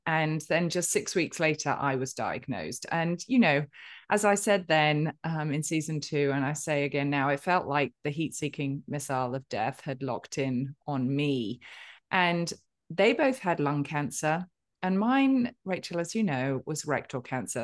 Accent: United Kingdom; I'm a Brit with a stiff and perfectly waxed upper lip

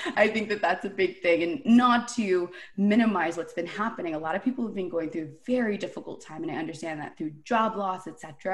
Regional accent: Toronto, Ontario, Canada; born and raised in Toronto

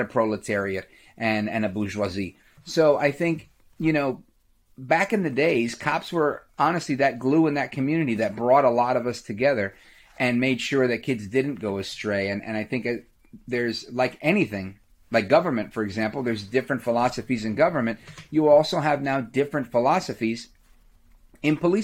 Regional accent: New York City, New York, United States; I grew up in Brooklyn, right outside of Flatbush

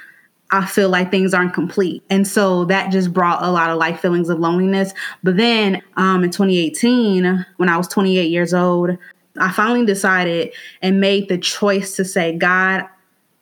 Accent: Gary, Indiana, United States; now in Indianapolis, United States; I'm from Gary, Indiana, but I live in Indianapolis right now

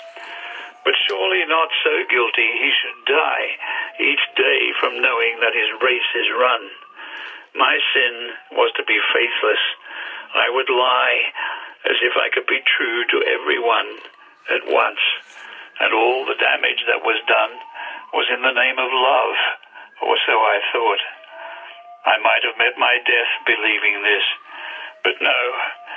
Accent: Australia; now in England; Australia, which of course is where I came from originally.

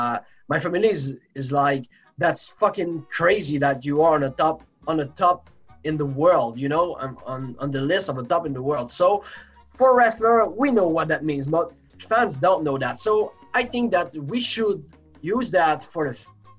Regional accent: Quebec, Canada; also born or lived in Saguenay; I grew up in Quebec, Canada, in a farm.

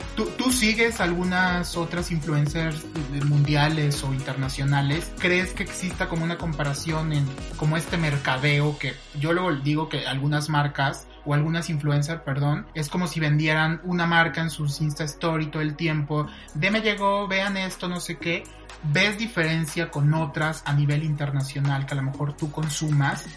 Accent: Mexico; como mexicanos

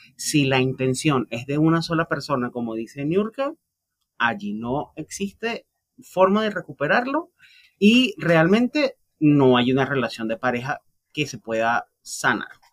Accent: Venezuela; los que somos venezolanos

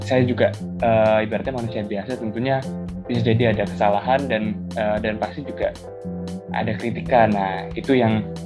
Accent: Bekasi, West Java, Indonesia; moved away as an adult; now in Surabaya, Indonesia; saya kelahiran dari Bekasi

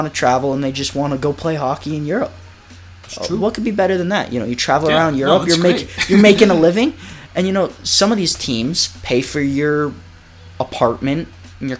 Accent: United States; moved away as an adult; being American

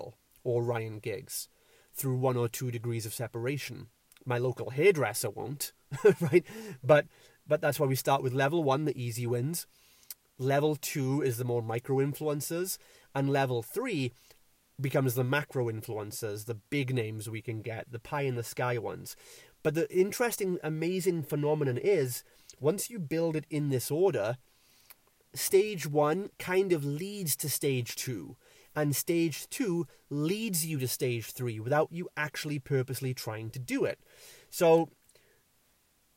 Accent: Wales, United Kingdom; I'm from Wales

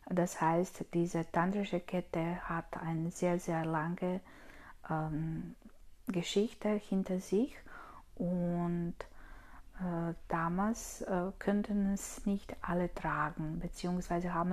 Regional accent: Croatia; now in Austria; Ursprünglich komme ich aus Kroatien und wohne ich aber in Österreich.

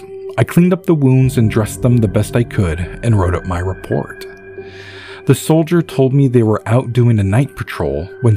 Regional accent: California, United States; I grew up in Northern California and have seen coyotes, bears, deer, fox, and mountain lions.

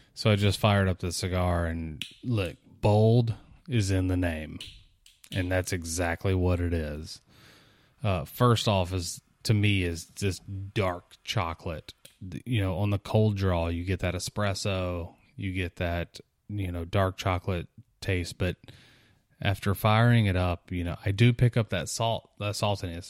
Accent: South Mississippi, United States; growing up in South Mississippi, visiting New Orleans quite a bit

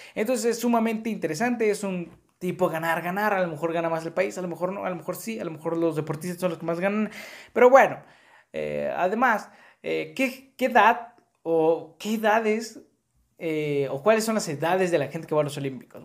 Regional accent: Mexico; así somos los mexicanos

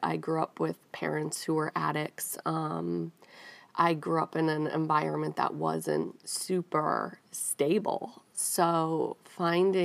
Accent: Northeast, United States; moved away as an adult; also born or lived in New York City / Rhode Island / New York; now in Nashville, United States; I grew up in the Northeast

